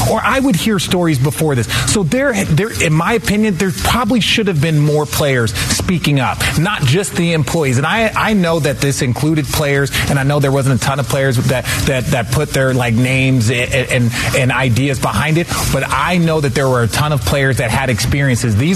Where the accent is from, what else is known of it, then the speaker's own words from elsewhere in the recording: Phoenix, Arizona, United States; I'm from Phoenix.